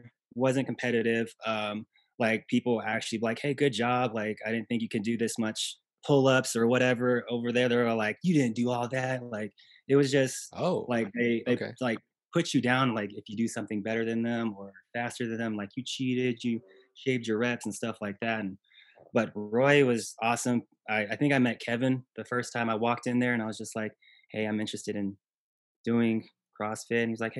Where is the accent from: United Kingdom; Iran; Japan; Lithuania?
Japan; Okinawa; born there; I was born in Okinawa, Japan.